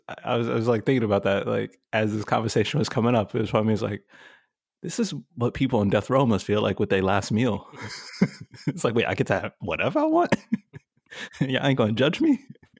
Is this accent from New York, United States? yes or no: yes; New York City, New York, United States; now in West Coast, United States; Growing up in Brooklyn